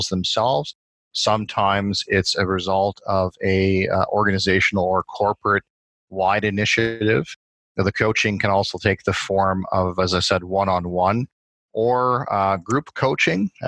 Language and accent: English; Saskatchewan, Canada; moved away as an adult; now in Edmonton, Canada; Born and raised in Saskatchewan